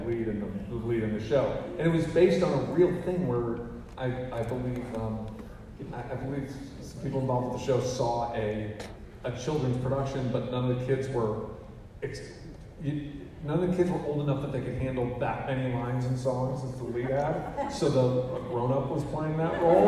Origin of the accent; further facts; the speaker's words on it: Missouri, United States; I grew up in Missouri